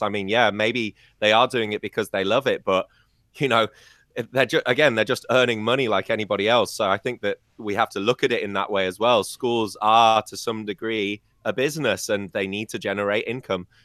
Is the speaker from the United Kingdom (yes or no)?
yes; United Kingdom; born or raised there